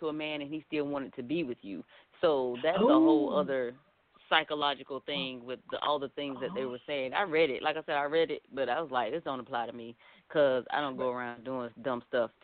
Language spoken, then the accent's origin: English; Fayetteville, United States; I grew up in Fayetteville, and I grew up in the hood